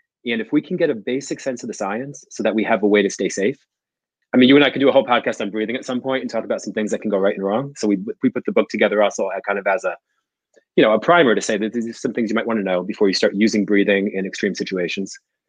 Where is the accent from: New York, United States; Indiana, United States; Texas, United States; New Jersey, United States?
New Jersey, United States; I grew up in Jersey in a rough neighborhood with no archetype for health or fitness.